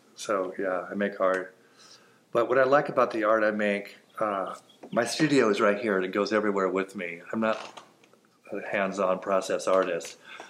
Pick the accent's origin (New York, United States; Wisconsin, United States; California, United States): California, United States; Los Angeles; I am from Hollywood, California.